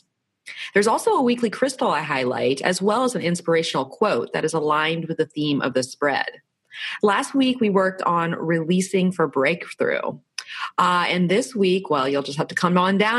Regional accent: Florida, United States; now in San Diego, United States; I'm from Florida, so we kind of have that East Coast, Southeast going on

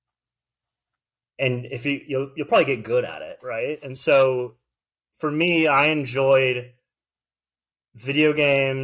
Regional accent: Delray Beach, Florida, United States; also born or lived in Boca Raton, Florida / Tallahassee, Florida; I grew up in basically Delray Beach, Florida

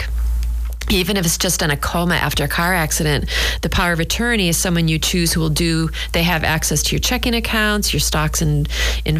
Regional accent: New Hampshire, United States; now in Scituate, United States; I grew up in New Hampshire

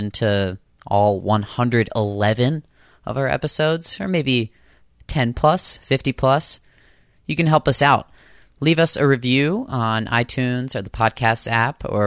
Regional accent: Boston, Massachusetts, United States

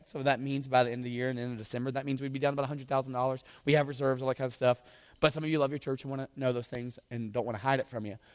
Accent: the South, United States; accent: southern; moved away; I'm from the South

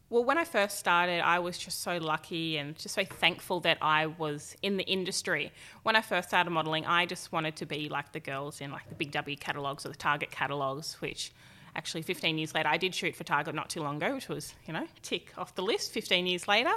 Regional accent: Tweed Heads, New South Wales, Australia; also born or lived in Gold Coast, Queensland; I grew up, um, in Tweed Heads with my mum, my dad

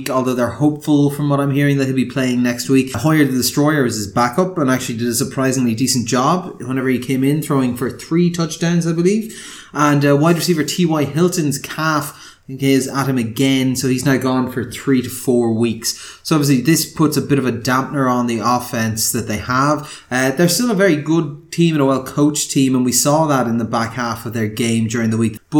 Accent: Ireland; moved away as an adult; also born or lived in Donegal / Galway; as an Irishman

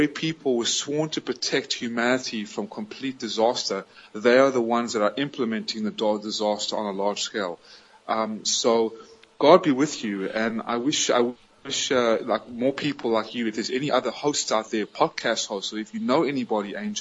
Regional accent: United States; moved away as an adult; also born or lived in South Africa / Atlanta, Georgia; now in Vietnam; I am an American citizen, born in South Africa, but raised in America.

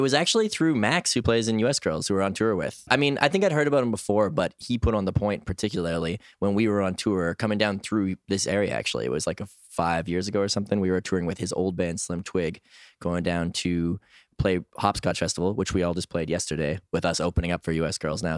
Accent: Edmonton, Alberta, Canada; also born or lived in Toronto, Ontario; now in Montreal, Canada; that's where I live these days. I'm originally from Edmonton, Alberta

